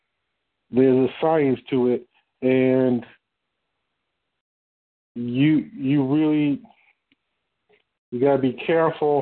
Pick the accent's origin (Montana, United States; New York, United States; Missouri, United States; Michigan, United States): Michigan, United States; Detroit; I'm from Detroit.